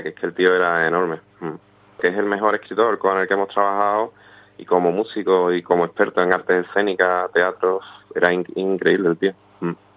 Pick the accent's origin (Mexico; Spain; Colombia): Spain; Villanueva del Río y Minas, Andalusia; also born or lived in Seville; infancia en mi pueblo, Villanueva del Río de Mina